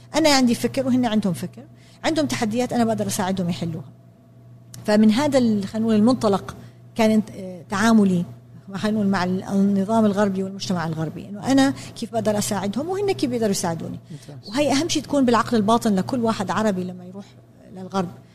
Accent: Jordan; أنا تربيت في الأردن بالسبعينات والثمانينات

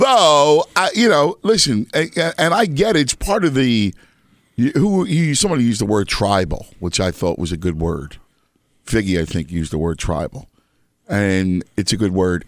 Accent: Philadelphia, Pennsylvania, United States; moved away; also born or lived in Chicago / New York; I'm from, obviously, Philadelphia, and I lived elsewhere, Chicago, New York.

